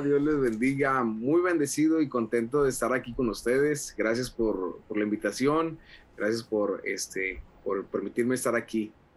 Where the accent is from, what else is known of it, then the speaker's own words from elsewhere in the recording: Monterrey, Nuevo León, Mexico; moved away as an adult; also born or lived in Sabinas Hidalgo, Nuevo León, Mexico; now in Laredo, United States; nací en la ciudad de Sabinas, Hidalgo, Nuevo León. Mis papás ah, se convirtieron en la iglesia del pastor Rogelio Rivas, ah. en Libro Los Valles. Este, posteriormente papá y mis papás viajan a, instalarse en Monterrey